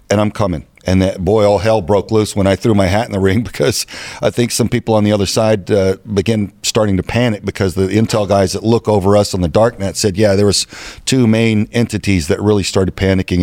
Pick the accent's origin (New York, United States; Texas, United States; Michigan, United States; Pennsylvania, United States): Texas, United States; now in Arizona, United States; I'm from Texas. This is my home